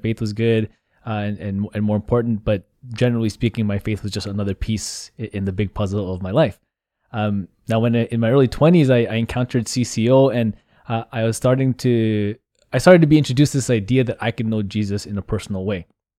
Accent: Vancouver, British Columbia, Canada; So like you said, I grew up here in the Archdiocese of Vancouver. St. Patrick's Vancouver is my home parish. So I went to elementary and high school there.

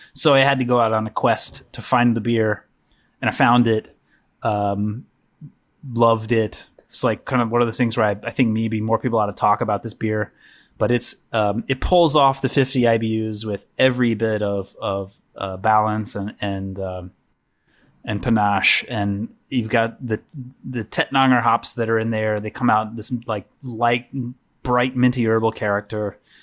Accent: the Ozarks, United States; moved away; I'm originally from the Ozarks, but this is a different part of the Ozarks.

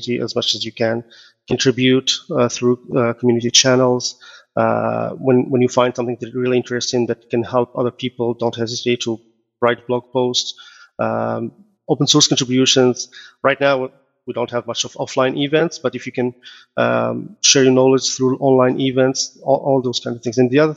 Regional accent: Morocco; now in Canada; I am originally from Morocco. I moved to Canada in 2005, became citizen in 2014.

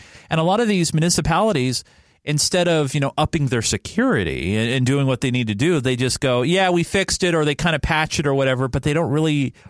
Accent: California, United States; now in Seattle, United States; I'm originally from California

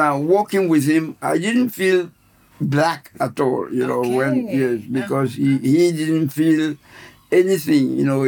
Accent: Ghana; moved away as an adult; now in London, United Kingdom; I come from Ghana

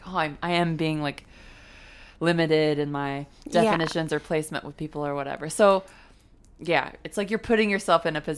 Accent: London, United Kingdom; growing up in London too

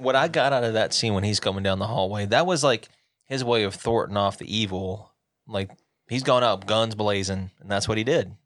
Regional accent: the South, United States; now in Montana, United States; I'm from the South

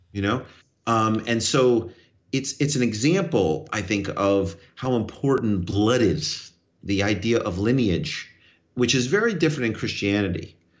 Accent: New York, United States; I'm a New Yorker.

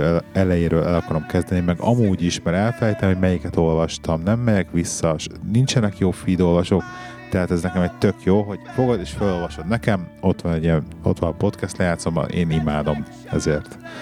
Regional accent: Hungary; moved away; also born or lived in England; ezért költöztünk haza

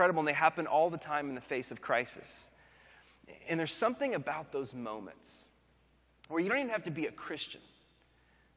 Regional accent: Oklahoma, United States; now in Austin, United States; growing up in Oklahoma, now living in Texas

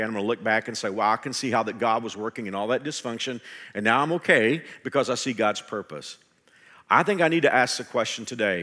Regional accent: Texas, United States; in my home state of Texas

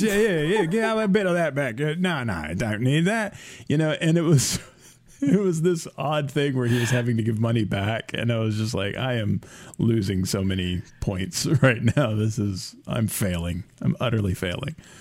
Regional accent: United States; I was American

